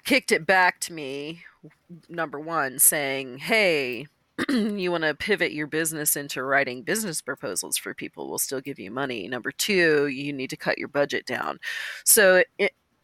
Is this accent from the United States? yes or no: yes; Austin, Texas, United States; moved away; it was my hometown